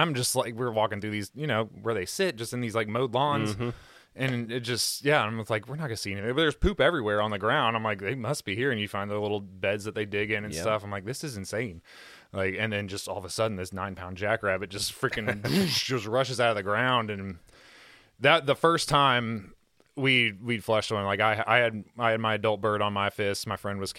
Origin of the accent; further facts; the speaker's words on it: United States; we're rednecks from Kentucky